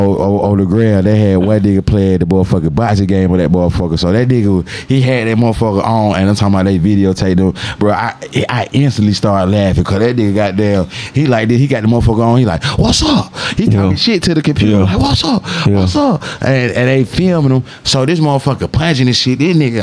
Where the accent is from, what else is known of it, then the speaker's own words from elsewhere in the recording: Atlanta, Georgia, United States; growing up in Atlanta, we had games